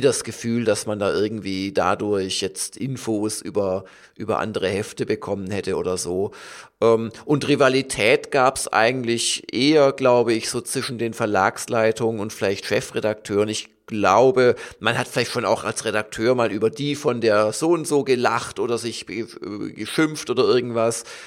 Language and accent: German; Southern Germany, Germany; ich komme ja auch aus Süddeutschland